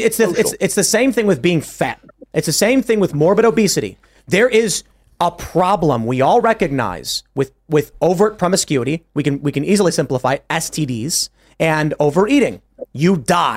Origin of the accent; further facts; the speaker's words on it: Chicago, Illinois, United States; now in West Virginia, United States; growing up in Chicago, my upbringing was fucking sex positive liberal across the board.